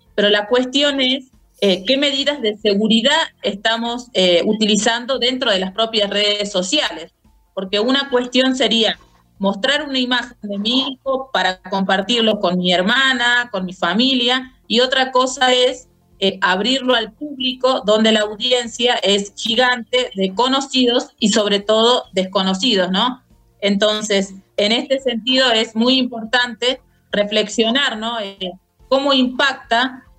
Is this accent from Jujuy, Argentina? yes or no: yes; Jujuy, Argentina; licenciada en psicopedagogía de la provincia de Jujuy